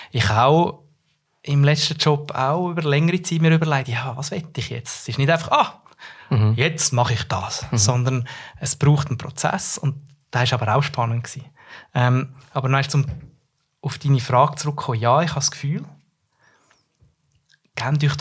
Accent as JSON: {"language": "German", "region": "Central Switzerland", "country": "Switzerland"}